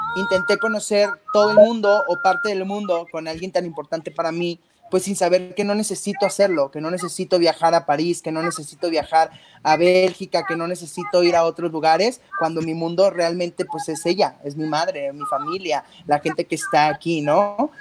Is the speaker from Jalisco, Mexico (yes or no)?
no; Tijuana, Baja California, Mexico; Yo soy de Tijuana, Baja California.